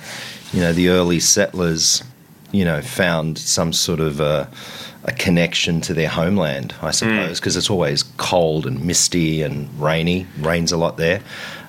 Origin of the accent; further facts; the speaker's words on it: Mittagong, New South Wales, Australia; Well, I grew up in Mittagong, which is right next door to Bowral.